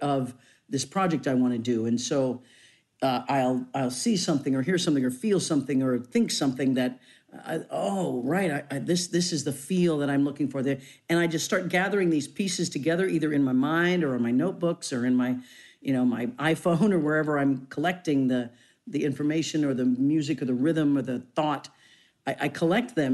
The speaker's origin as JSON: {"language": "English", "town": "Leavenworth", "region": "Kansas", "country": "United States", "tie": "born or raised there", "moved": "yes", "said": "I come from Leavenworth, Kansas"}